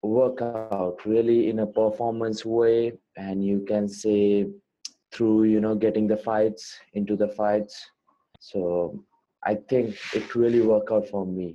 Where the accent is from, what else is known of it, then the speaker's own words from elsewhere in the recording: India; a really good Indian fighter